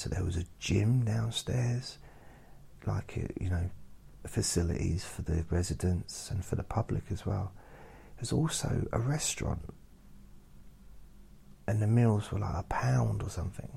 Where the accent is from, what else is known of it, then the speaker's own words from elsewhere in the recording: Suffolk, East of England, United Kingdom; moved away as an adult; also born or lived in London / Newcastle / Southend / Ireland; I was born in London. Then I lived in Newcastle, lived in Southend, and then I moved to Suffolk when I was 7, about that. And then I moved to London when I was 18.